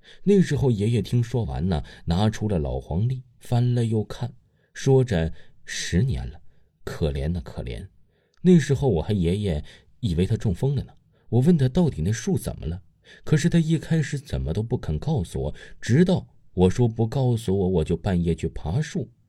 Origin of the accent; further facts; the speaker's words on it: Yunnan, China; 我的家乡在云南的边界小镇，毒品特别多，还不是秘密了。